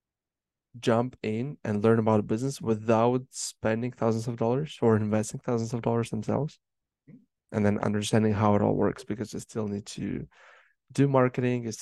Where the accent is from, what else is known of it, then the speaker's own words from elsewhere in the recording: Moldova; now in Canada; I was born and raised in Moldova, which is Eastern Europe